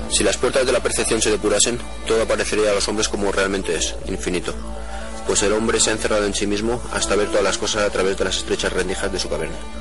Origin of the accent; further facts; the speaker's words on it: Madrid, Community of Madrid, Spain; de Madrid